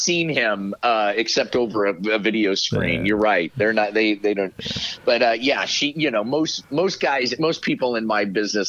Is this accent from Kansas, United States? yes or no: yes; Kansas, United States; moved away as an adult; I came from Kansas.